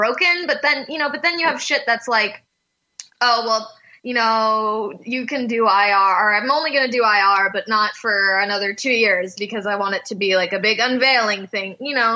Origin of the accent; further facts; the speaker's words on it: Canada; I'm from Canada.